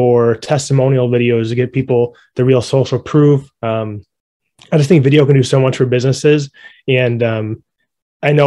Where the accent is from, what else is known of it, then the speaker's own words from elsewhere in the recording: Rochester, New York, United States; moved away as an adult; now in Buffalo, United States; I'm originally from Rochester, but I've lived in Buffalo for about 5 or 6 years